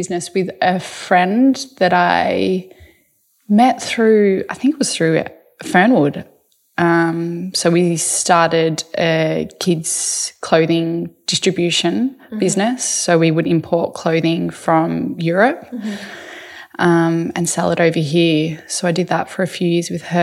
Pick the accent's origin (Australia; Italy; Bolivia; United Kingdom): Australia; Strathmore, Victoria; I grew up in Strathmore, raised by my mum and my dad